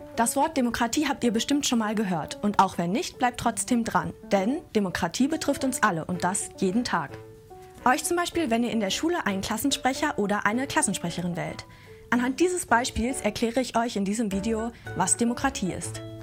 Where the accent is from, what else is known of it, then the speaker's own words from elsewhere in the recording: Germany; bei uns in Deutschland